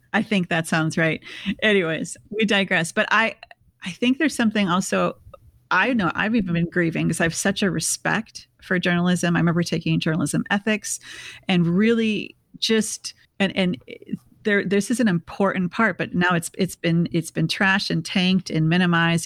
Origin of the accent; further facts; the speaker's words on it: Bloomington, Minnesota, United States; we're both from Minneapolis. Um, I grew up in a suburb called Bloomington